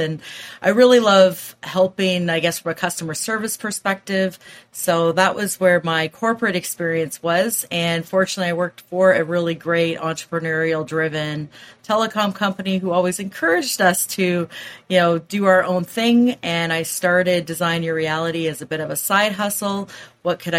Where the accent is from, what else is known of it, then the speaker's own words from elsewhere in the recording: Waterloo, Ontario, Canada; I'm from Waterloo, Ontario, Canada